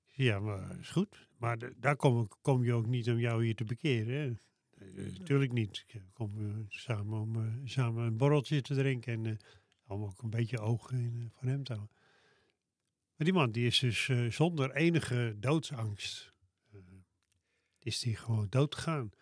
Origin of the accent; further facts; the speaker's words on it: Loenen aan de Vecht, Utrecht, Netherlands; de buurt van Loen aan de Vecht, waar ik vandaan kom.